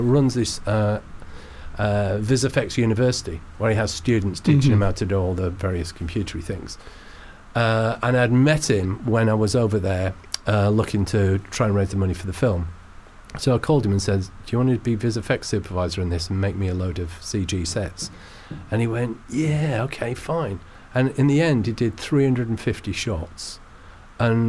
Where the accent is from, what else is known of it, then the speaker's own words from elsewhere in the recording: Manchester, North West England, United Kingdom; I'm from Manchester